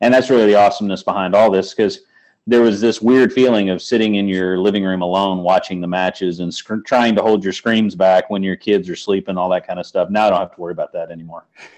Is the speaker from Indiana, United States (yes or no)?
yes; Indiana, United States; also born or lived in the Midwest; now in St. Louis, United States; I was from Indiana before I came here.